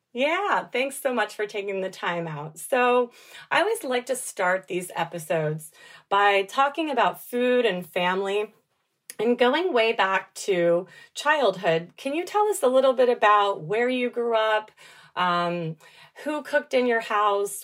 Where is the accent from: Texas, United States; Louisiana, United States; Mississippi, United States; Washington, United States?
Texas, United States; Dallas; I grew up in Dallas